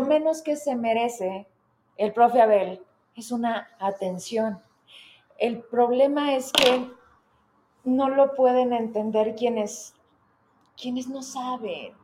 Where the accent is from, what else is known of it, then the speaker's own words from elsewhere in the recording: Fresnillo, Zacatecas, Mexico; moved away as an adult; now in Zacatecas, Mexico; yo soy de Fresnillo